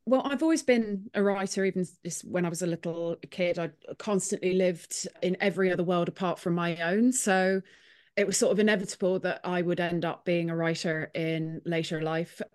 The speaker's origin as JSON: {"language": "English", "town": "Clonakilty", "region": "Munster", "country": "Ireland", "moved": "yes", "lives_now": "Nottingham, United Kingdom", "said": "I'm from Clonakilty in Ireland. I'm actually from a village outside of it"}